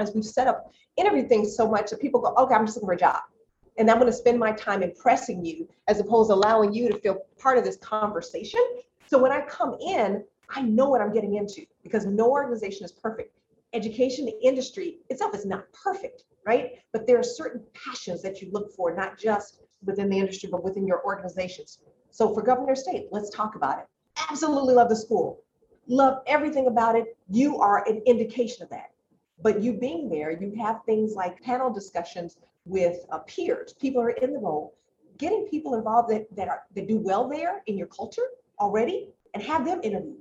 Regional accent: Chicago, Illinois, United States; I grew up in Roseland on the south side of Chicago

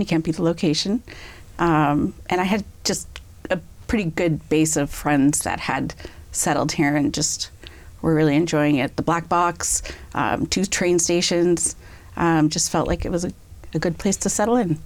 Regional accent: Natick, Massachusetts, United States; also born or lived in Amherst, Massachusetts / New York City; now in Franklin, United States; I grew up in Natick, so not too far from here

